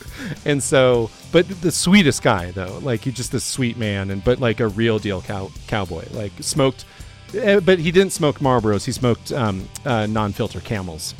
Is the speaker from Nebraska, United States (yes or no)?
yes; Ord, Nebraska, United States; now in Denver, United States; there were multiple feedlots around Ord, where I grew up